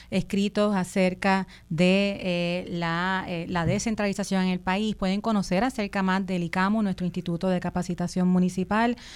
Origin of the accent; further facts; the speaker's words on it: Puerto Rico; Somos 12 puertorriqueños, puertorriqueñas, puertorriqueñas y aliados, ¿verdad?